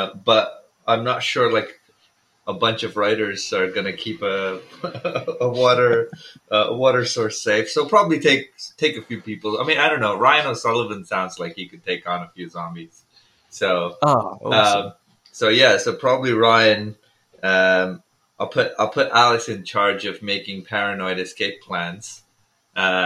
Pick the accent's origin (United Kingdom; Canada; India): India; I was growing up in India